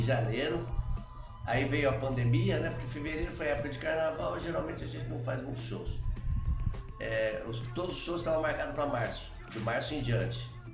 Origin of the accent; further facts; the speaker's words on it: Varginha, Minas Gerais, Brazil; also born or lived in Três Pontas; eu nasci em Três Pontas e fui criado em Varginha